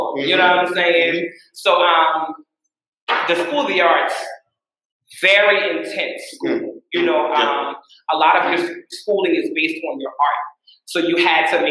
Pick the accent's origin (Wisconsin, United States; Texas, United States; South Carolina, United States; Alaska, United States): South Carolina, United States; Allendale; also born or lived in Jacksonville, Florida / Charleston, South Carolina; I'm from Allendale, but I was born in Jack